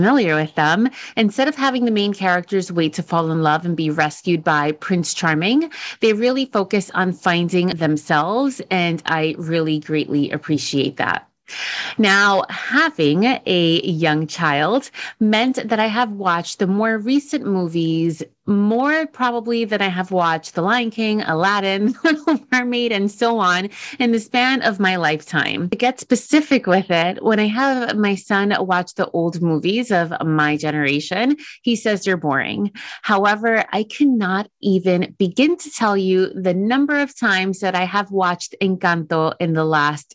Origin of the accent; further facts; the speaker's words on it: Dominican Republic; I'm from Dominican Republic